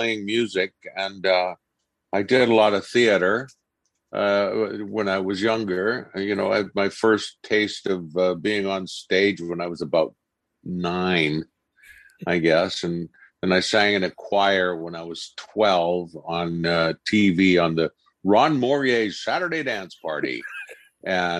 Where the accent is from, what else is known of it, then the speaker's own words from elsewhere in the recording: Vancouver, British Columbia, Canada; also born or lived in United Kingdom / Ottawa / Los Angeles; I grew up here in Vancouver.